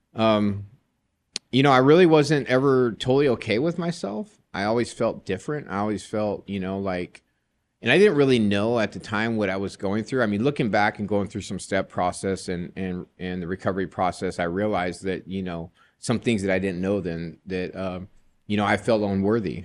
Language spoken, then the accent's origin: English; Joshua Tree, California, United States; I was raised in Joshua Tree, California.